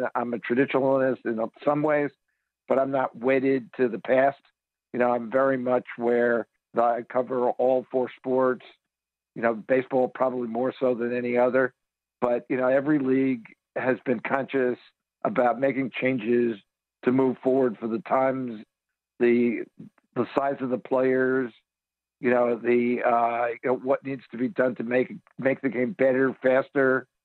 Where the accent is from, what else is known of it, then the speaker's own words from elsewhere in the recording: New York, United States; now in Phoenix, United States; when I was a kid growing up in New York